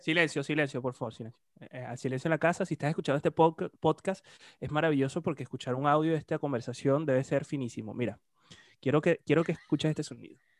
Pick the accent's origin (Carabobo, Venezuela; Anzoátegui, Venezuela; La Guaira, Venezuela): Anzoátegui, Venezuela; Puerto La Cruz; yo soy de Puerto la Cruz